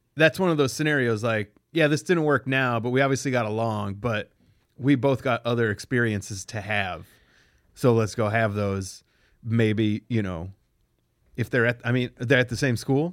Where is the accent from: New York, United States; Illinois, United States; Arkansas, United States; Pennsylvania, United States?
Pennsylvania, United States; moved away; also born or lived in Cleveland; I'm from Pennsylvania.